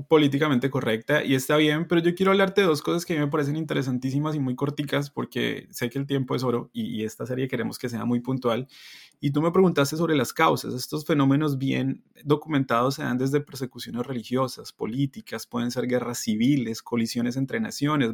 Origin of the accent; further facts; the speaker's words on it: Colombia; now in Canada; yo puedo ser un muy buen colombiano aquí cuando represento bien a mi país